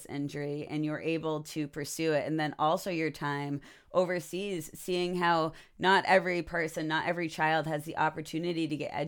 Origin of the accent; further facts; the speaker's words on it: United States; as an American